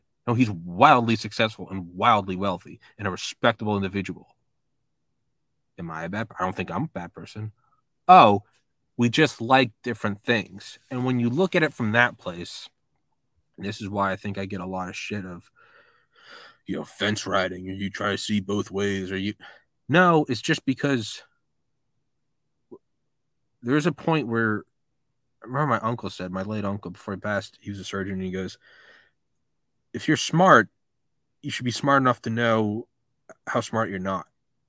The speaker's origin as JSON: {"language": "English", "region": "New England", "country": "United States", "said": "You know, I'm from New England."}